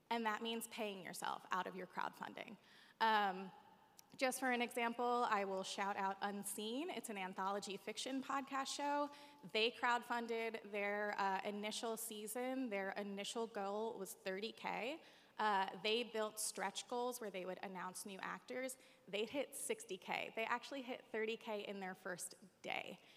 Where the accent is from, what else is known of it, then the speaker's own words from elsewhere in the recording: East Coast, United States; I have a lot of family that lives here, although I'm from the East Coast.